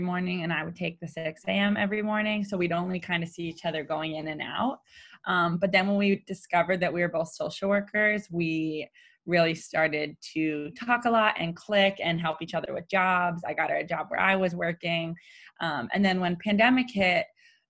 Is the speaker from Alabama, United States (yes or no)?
no; Croton-on-Hudson, New York, United States; I am from Croton on Hudson, New York, where I am now with my parents